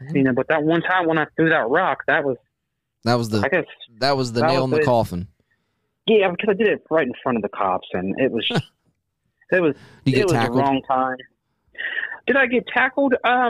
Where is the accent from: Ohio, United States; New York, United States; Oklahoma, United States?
Ohio, United States; Dayton; Well, back in my early years, you know, I used to, you know, I'm originally from Ohio.